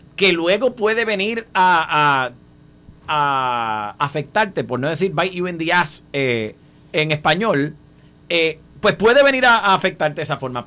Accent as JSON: {"language": "Spanish", "country": "Puerto Rico", "said": "nosotros como puertorriqueños"}